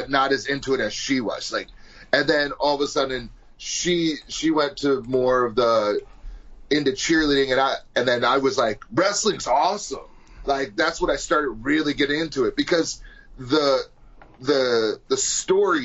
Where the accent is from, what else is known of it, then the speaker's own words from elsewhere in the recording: New York, United States; I'm from New York